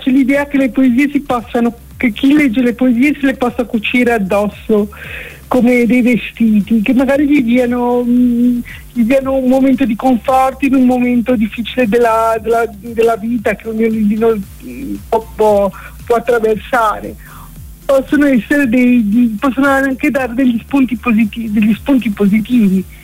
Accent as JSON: {"language": "Italian", "town": "Milan", "region": "Lombardy", "country": "Italy", "also_born_or_lived": "Savona / Genoa", "said": "sono di Milano, ma sono sempre, sono un po' zingara, ho sempre vissuto mm, tra Savona, Genova, Genova, Savona."}